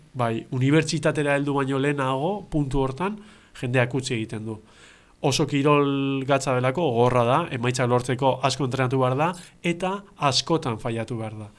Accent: Getxo, Basque Country, Spain; getxotarra naiz

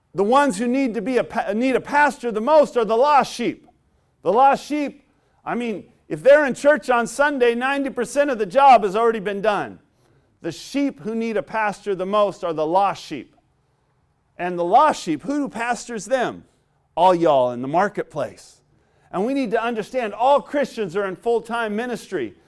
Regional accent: Southern California, United States; I grew up in Southern California

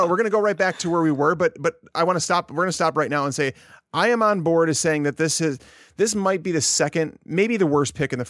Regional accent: Chicago, Illinois, United States; because I'm from Chicago, I like them.

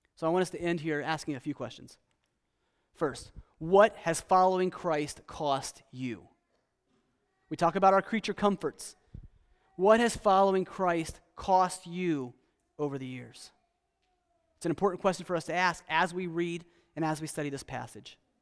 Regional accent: United States; also born or lived in Costa Rica; as an American

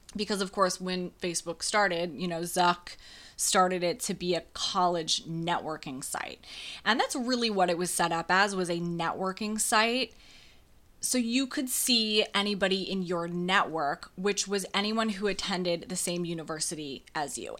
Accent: about half an hour from La Crosse, Western Wisconsin, United States; I went to college only ha-, about half an hour away from my hometown. So I went to college in La Crosse, Wisconsin for my Western Wisconsin people

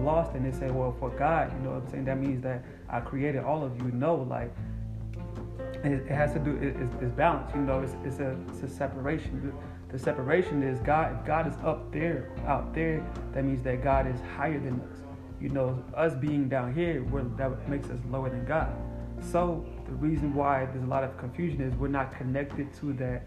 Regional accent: Guinea; moved away; I'm from Africa too. What part? Guinea

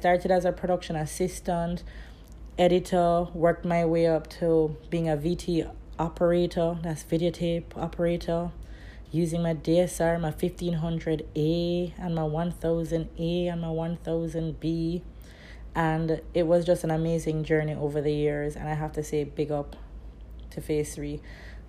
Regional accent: Kingston, Jamaica; I am from Kingston, Jamaica

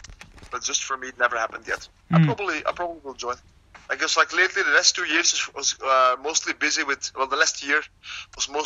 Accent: Leuven, Flanders, Belgium; my hometown in Leuven

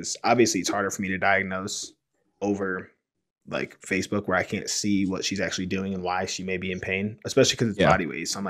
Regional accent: Cleveland, Ohio, United States; now in Denver, United States; we're both originally from the Cleveland, Ohio area

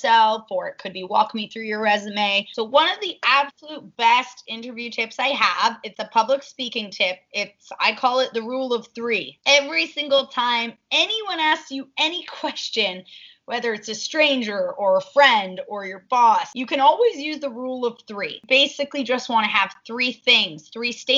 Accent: Toronto, Ontario, Canada; born and raised in Toronto, I studied business

